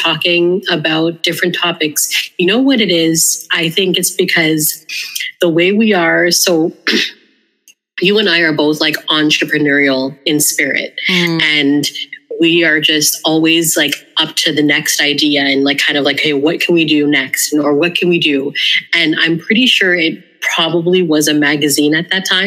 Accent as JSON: {"language": "English", "country": "Canada", "tie": "born or raised there", "said": "we're two sisters here to share our experiences as Canadian-born Filipinas."}